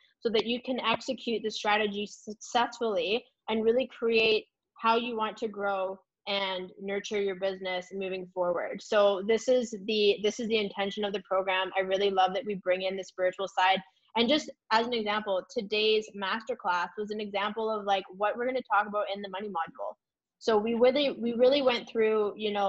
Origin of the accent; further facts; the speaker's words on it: Canada; we are Canadian coaches